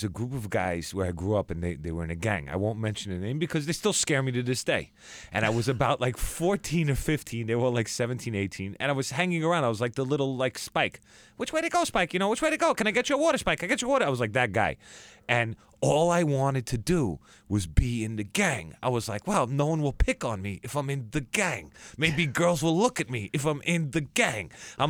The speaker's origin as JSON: {"language": "English", "town": "Merrick", "region": "New York", "country": "United States", "tie": "born or raised there", "said": "Merrick, Long Island."}